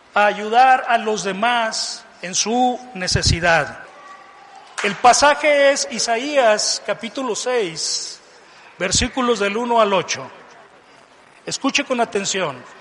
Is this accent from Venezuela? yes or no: no; Mazatlán, Sinaloa, Mexico; moved away as an adult; also born or lived in Tijuana; yo me fui de, mi tierra natal de Mazatlán a la frontera norte, a Tijuana.